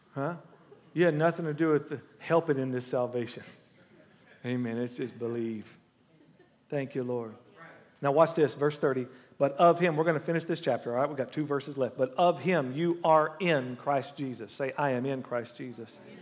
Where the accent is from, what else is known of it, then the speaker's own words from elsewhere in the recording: Oklahoma, United States; I'm from Oklahoma.